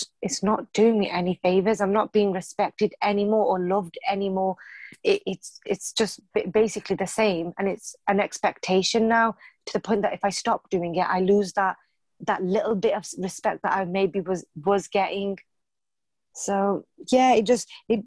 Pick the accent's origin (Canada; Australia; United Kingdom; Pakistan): United Kingdom; born or raised there